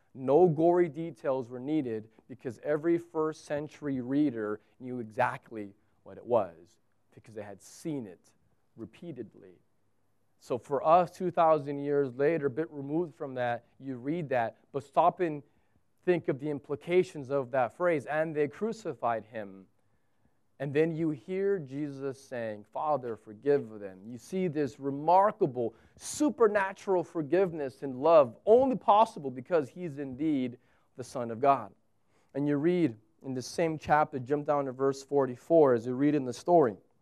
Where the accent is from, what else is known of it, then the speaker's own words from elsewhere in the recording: United States; moved away as an adult; now in Abu Dhabi, United Arab Emirates; fellow Americans